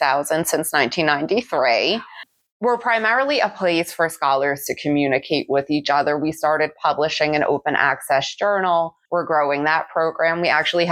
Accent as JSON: {"language": "English", "town": "New York City", "region": "New York", "country": "United States", "tie": "born or raised there", "said": "I grew up in the Bronx in New York City"}